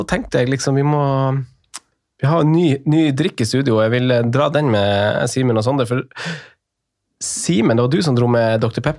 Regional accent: Northern Norway, Norway; jeg er jo fra Nord-Norge

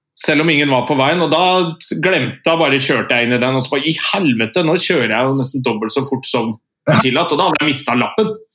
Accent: Andebu, Vestfold, Norway; now in Oslo, Norway; Nils og jeg er fra Andebu

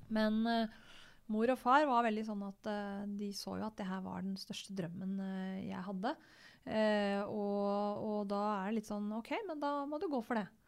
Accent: Gjøvik, Innlandet, Norway; also born or lived in Totenvika; jeg er født og oppvokst på Gjøvik

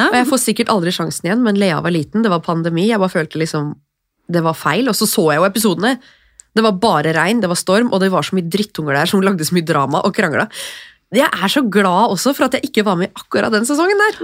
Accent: Drammen, Buskerud, Norway; Og jeg er jo fra Drammen, jeg er jo harry

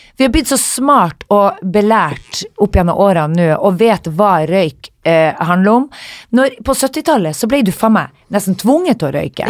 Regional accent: Northern Norway, Norway; moved away; jeg var hjemme i Nord-Norge nå

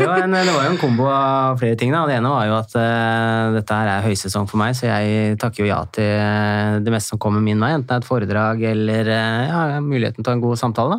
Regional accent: Hemsedal, Buskerud, Norway; moved away as an adult; also born or lived in Oslo; jeg vokste opp i Hemsedal

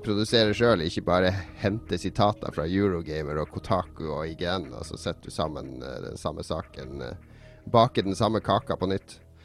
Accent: Northern Norway, Norway; Siden jeg kommer fra Nord-Norge

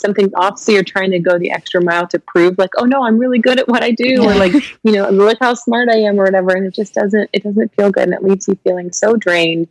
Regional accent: Kentucky, United States; also born or lived in Lexington, Kentucky; I was born and raised in Kentucky

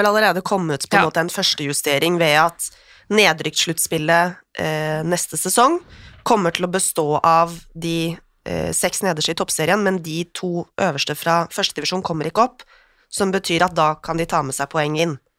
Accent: Oslo, Norway; Jeg er jo fra Oslo øst

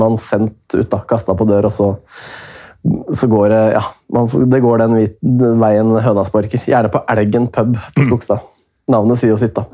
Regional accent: Hemsedal, Buskerud, Norway; Jeg er jo fra Hemsedal

